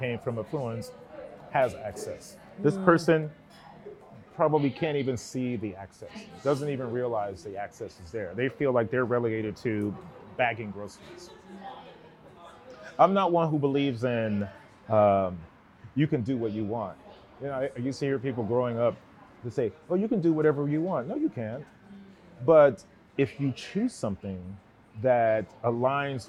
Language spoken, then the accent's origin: English; Gary, Indiana, United States; now in Seattle, United States; a young Black kid growing up in Gary, Indiana